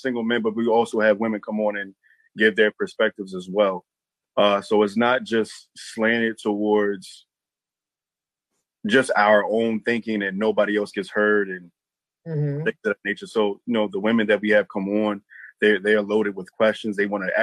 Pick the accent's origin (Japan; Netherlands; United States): United States; Baltimore, Maryland; also born or lived in Harford County, Maryland; I'm actually from Baltimore, Maryland as well, via Harford County, via Harford County